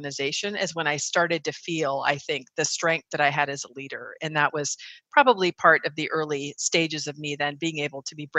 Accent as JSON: {"language": "English", "region": "California", "country": "United States", "tie": "born or raised there", "said": "So for me, I think probably the first significant time that I recognized my own leadership qualities was when I grew up in the Bay Area."}